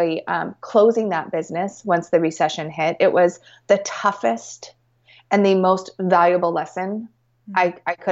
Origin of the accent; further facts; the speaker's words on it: Portland, Oregon, United States; moved away; growing up in Portland